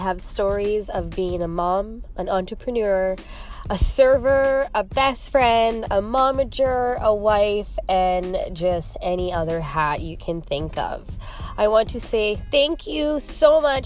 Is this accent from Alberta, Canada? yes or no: yes; Calgary, Alberta, Canada; now in Edmonton, Canada; I am from Calgary, Alberta. I am living in Edmonton, Alberta now and just kind of bounced back and forth.